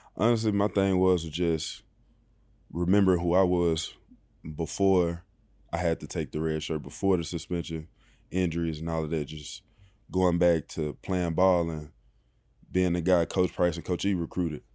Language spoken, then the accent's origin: English; Bruce, Mississippi, United States; moved away as an adult; also born or lived in Texas; now in Los Angeles, United States; born and raised in, uh, Bruce, Mississippi